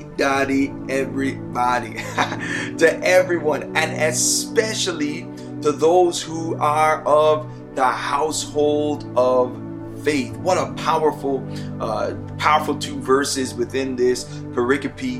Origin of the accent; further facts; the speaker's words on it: Toronto, Ontario, Canada; also born or lived in Plainfield, New Jersey / United States; I was raised in Toronto. I'm a Scarborough man